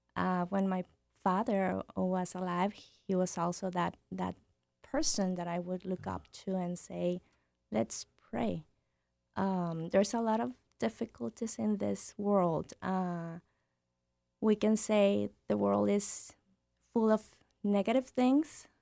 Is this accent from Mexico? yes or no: yes; Nuevo Laredo, Tamaulipas, Mexico; moved away; I'm from Nuevo Laredo. I grew up in Nuevo Laredo.